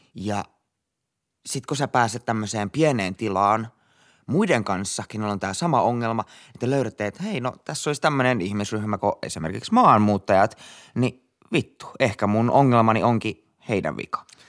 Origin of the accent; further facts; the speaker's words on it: Finland; me ollaan Suomesta